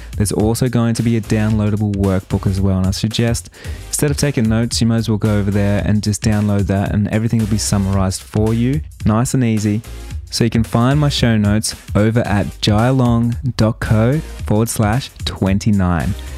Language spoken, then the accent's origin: English; Australia; accent: Australian; My Australian accent